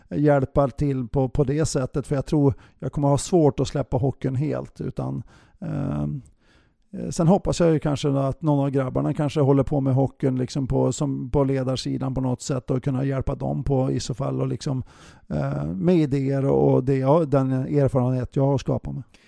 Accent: Bjästa, Västernorrland County, Sweden; moved away; jag är från Övik eller från Bjästa

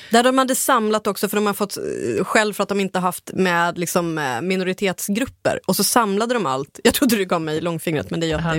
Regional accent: Ångermanland, Sweden; jag kommer själv från Ångermanland

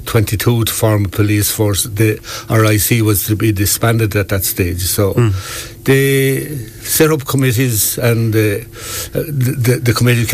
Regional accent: Timahoe, Laois, Ireland; now in County Wexford, Ireland; I'm from County Laois, a place called Timahoe, outside Stradbally-Port Laois

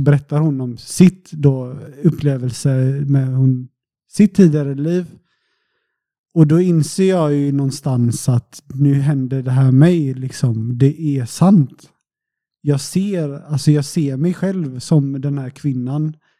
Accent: Sweden; now in Portugal; så var jag hemma i Sverige en sväng. Jag brukar vara hemma på sommaren

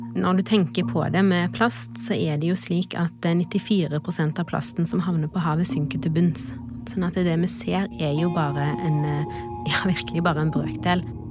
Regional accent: Haugesund, Rogaland, Norway; jeg er fra Haugesund, og vi bodde rett ved havet

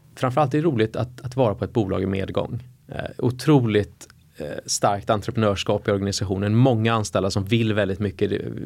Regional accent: Gothenburg, Västra Götaland, Sweden; moved away as an adult; also born or lived in United States; now in Stockholm, Sweden; jag växte som sagt upp i, i uh, Göteborg

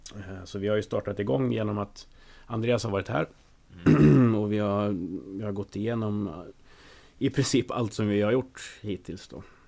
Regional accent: Söderhamn, Gävleborg County, Sweden; jag är ju från Söderhamn. En stad som ligger lite söder om Hudiksvall

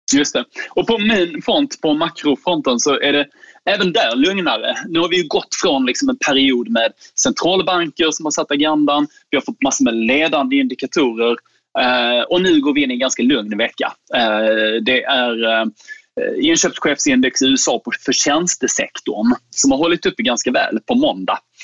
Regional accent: Skåne, Sweden; jag är skåning

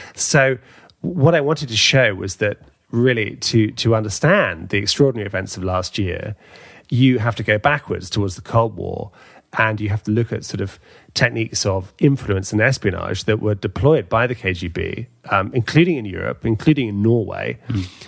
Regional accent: London, United Kingdom; my hometown in London

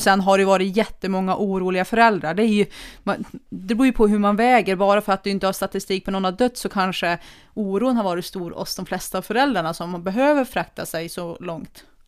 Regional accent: Kramfors, Västernorrland County, Sweden; moved away as an adult; now in Sollefteå, Sweden; Jag har ju största delen av mitt liv levt i Kramfors

